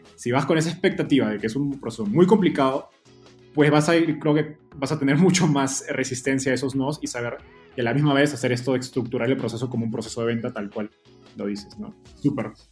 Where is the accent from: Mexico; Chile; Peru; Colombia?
Peru; yo soy peruano